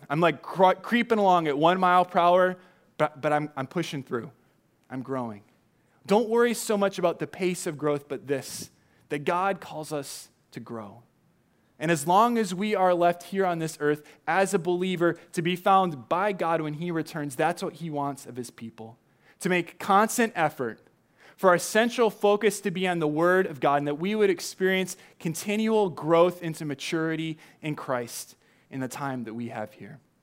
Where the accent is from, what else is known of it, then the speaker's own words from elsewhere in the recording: Southern California, United States; now in Chicago, United States; when you grow up in Southern California